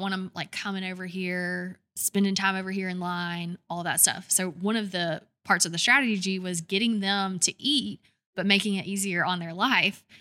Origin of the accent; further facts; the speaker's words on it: Douglasville, Georgia, United States; moved away as an adult; also born or lived in Alabama; now in Birmingham, United States; I'm, I'm from Georgia, right outside of Atlanta, twenty miles west of Atlanta, in a little town called Douglasville